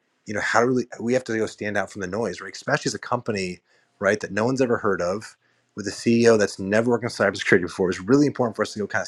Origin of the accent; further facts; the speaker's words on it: Marin, Bay Area, California, United States; moved away as an adult; also born or lived in New York / San Francisco; now in East Bay, United States; I grew up in the North Bay in Marin, and then I live in New York for a decade, and I live in San Francisco for a decade